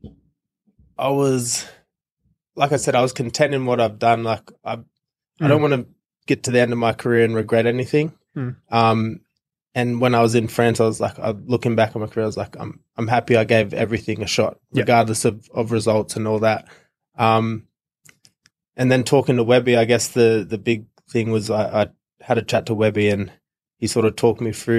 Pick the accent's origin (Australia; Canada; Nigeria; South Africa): Australia; Woy Woy, New South Wales; I'm from Woiwoi on the Central Coast in New South Wales, born and raised there.